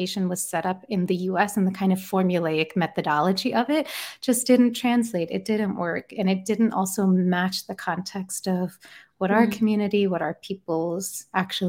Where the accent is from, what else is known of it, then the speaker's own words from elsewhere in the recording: England, United Kingdom; moved away; I was born in England